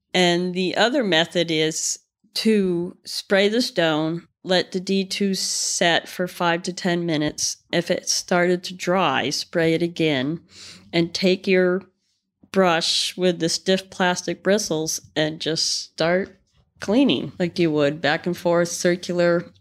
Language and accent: English; Connecticut, United States; now in Vermont, United States; we grew up in Connecticut